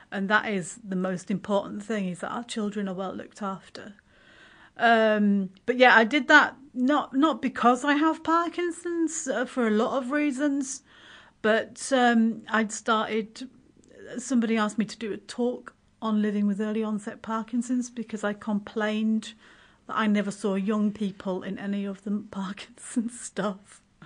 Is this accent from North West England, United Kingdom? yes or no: no; Yorkshire and the Humber, United Kingdom; also born or lived in Waikanae, New Zealand; now in Kapiti Coast, New Zealand; originally I'm from West Yorkshire in, uh, north of England